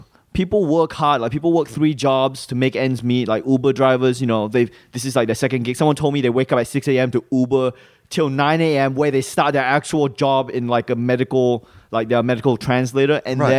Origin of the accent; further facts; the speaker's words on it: Malaysia; also born or lived in Singapore; now in Australia; when I was growing up in Malaysia and Singapore, the US dollar was like seen, for some reason, I just saw that as the ultimate currency.